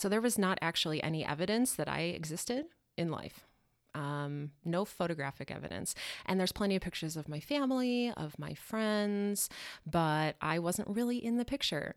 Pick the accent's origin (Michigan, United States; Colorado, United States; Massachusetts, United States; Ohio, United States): Colorado, United States; Denver; moved away as an adult; now in Milwaukee, United States; I'm originally from Denver